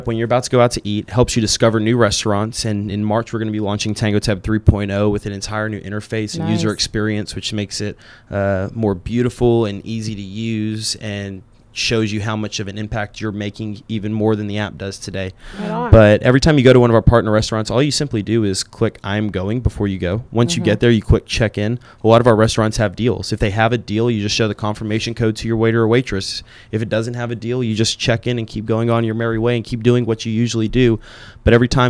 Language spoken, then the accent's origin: English; Garland, Texas, United States; I was born and raised here in Dallas. Grew up in Garland